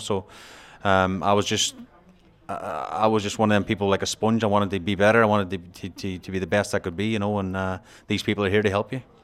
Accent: Donegal, Ulster, Ireland; now in England; I'm proud of my roots. I've never forgot, I've never forgot where I've come from. I've never lost my accent

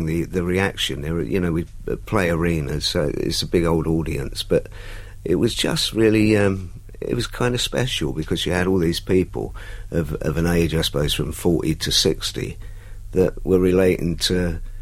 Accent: London, United Kingdom; I come from West Ham

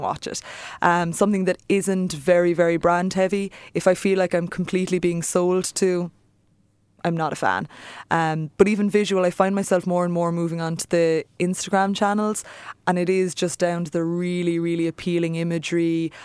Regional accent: Ireland; we're Irish, we're storytellers

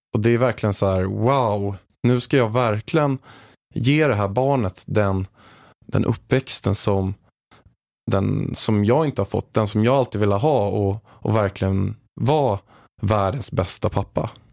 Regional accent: Haninge, Stockholm County, Sweden; jag är uppväxt i Haninge i grunden, en, en förort utanför Stockholm

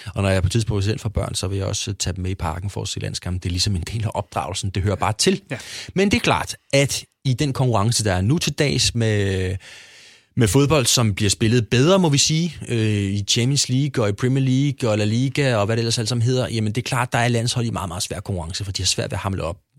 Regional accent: Hyllinge, Zealand, Denmark; also born or lived in Copenhagen; vi flyttede jo fra København ned på landet til en lille by, der hed Hyllinge, som lå uden for Næstved

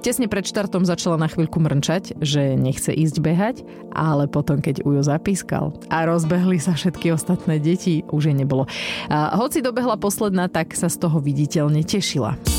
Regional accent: Žarnovica, Banská Bystrica Region, Slovakia; Ja som vyrastala v Žarnovici

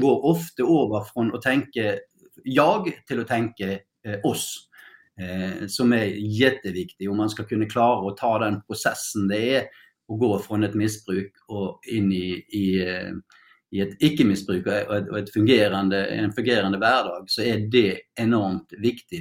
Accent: Norway; Swedish is a second language; now in Sweden; jag är ju norsk

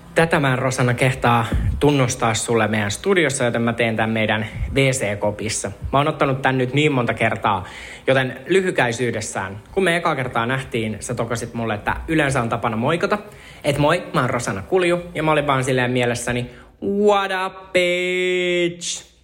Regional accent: Uusikaupunki, Southwest Finland, Finland; mä oon uudesta kaupungista kotoisin

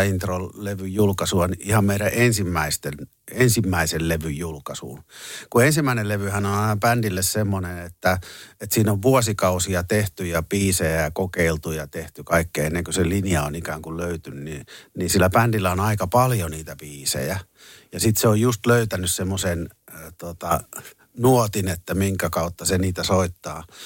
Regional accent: Jyväskylä, Central Finland, Finland; me tultiin Jyväskylästä

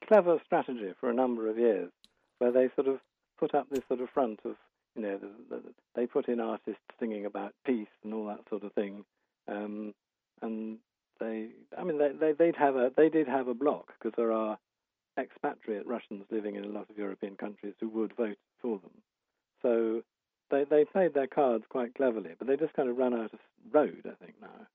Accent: United Kingdom; as a Brit

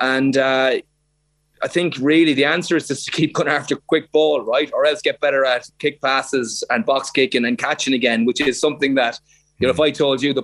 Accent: Ireland

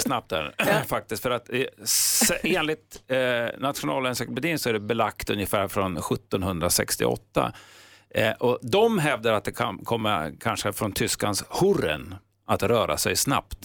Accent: Sweden; vi svenskar, vi har ju ett tydligt H

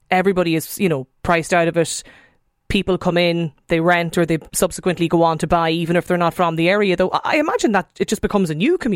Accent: Dundrum, Leinster, Ireland; now in Naas, Ireland; I'm from Dundrum originally, but priced out of it, now living in Naas.

